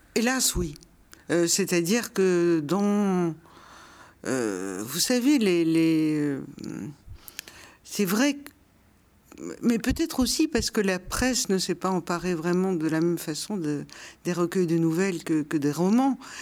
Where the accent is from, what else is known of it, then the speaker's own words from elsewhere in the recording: Brussels, Brussels-Capital Region, Belgium; moved away as an adult; Bruxelles, c'est ma ville natale. J'y suis née, je l'ai quittée quand j'avais 26 ans.